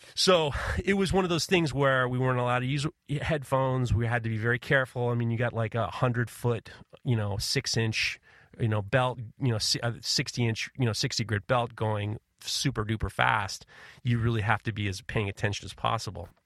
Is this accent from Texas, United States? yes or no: no; New York, United States; growing up in New York